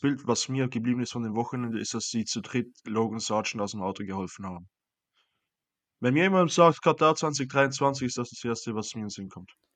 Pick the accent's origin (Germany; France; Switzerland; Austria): Switzerland; mich als Schweizer